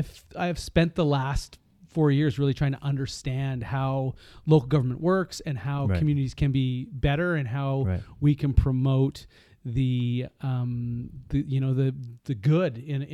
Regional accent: Kelowna, British Columbia, Canada; moved away as an adult; I grew up in Kelowna

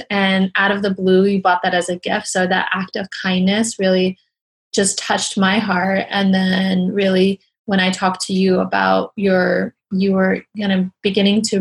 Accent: Iran; moved away; I came here from Iran.

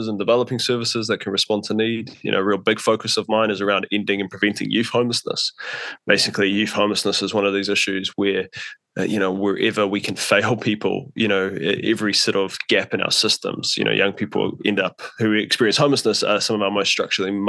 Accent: Auckland, New Zealand; I grew up in West Auckland, like Riverhead, Coatesville, quite far out as a kid

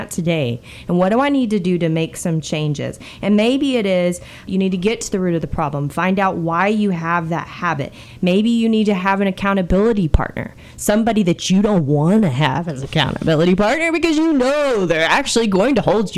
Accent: United States; we do that as Americans

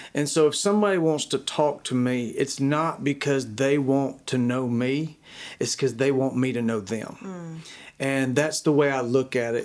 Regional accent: Dacula, Georgia, United States; I grew up in Decula, Georgia, a small town, grew up on a chicken farm

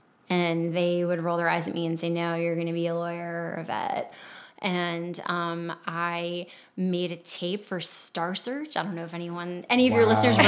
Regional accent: Crofton, Maryland, United States; also born or lived in Baltimore; Yeah. Okay, so I grew up in a suburban town called Crofton, Maryland. So Crofton is located directly between Baltimore and D.C.

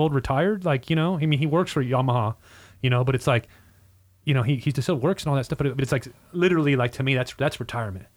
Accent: Ontario, California, United States; now in Riverside, United States; my hometown was, like, Ontario, which is forty-five minutes away

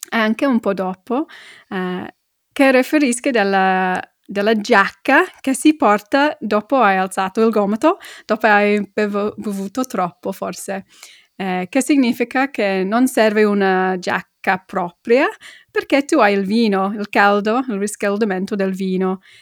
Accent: Middlesbrough, North East England, United Kingdom; born there; accent: London; Italian is a second language; a parte del mio accento che è molto londinese, infatti uh, sono nata una parte del, del nord-est, a Middlesbrough, è una, una parte molto industriale.

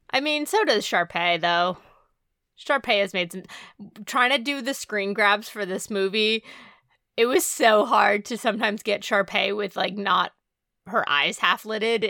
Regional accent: New England, United States; we're from New England

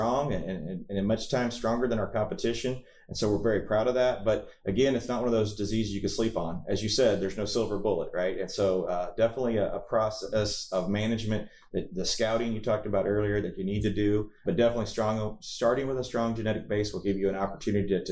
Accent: Missouri, United States; I was from Missouri

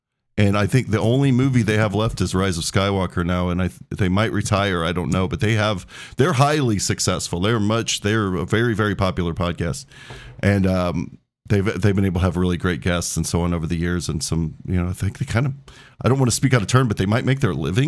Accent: Excelsior Springs, Missouri, United States; so you will know where Excelsior Springs, Missouri is. That's where I was born, raised mostl

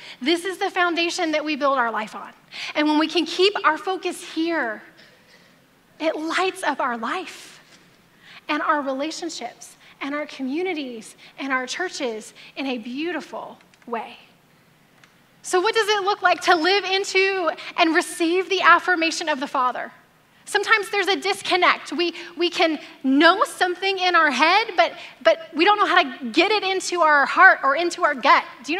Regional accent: the South, United States; I grew up in the South

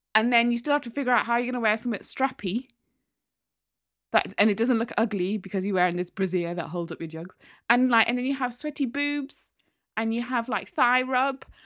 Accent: Newcastle upon Tyne, North East England, United Kingdom; I'm from Newcastle.

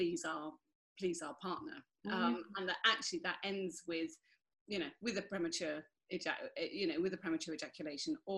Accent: United Kingdom; I'm white British

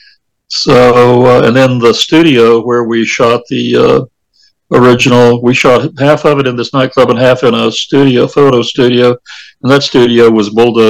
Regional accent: Manchester, Tennessee, United States; my hometown of Manchester, Tennessee

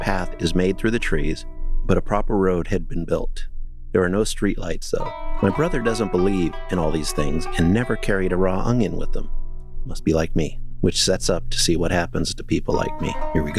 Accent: Damla, Haryana, India; Well, no. Anyway, my hometown is Damla. It's a village in Haryana.

